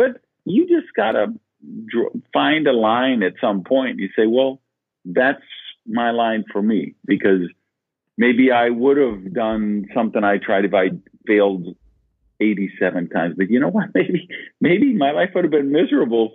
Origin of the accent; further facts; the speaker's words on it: Madison, Wisconsin, United States; I grew up in Madison, Wisconsin